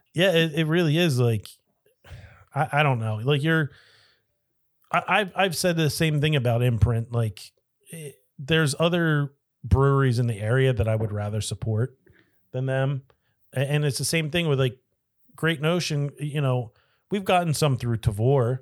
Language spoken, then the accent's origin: English; Delaware County, Pennsylvania, United States; moved away; I am from Delco, originally